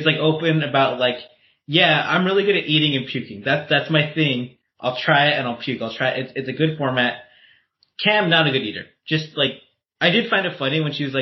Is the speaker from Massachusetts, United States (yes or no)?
no; Southern California, United States; I'm Mexican from Southern California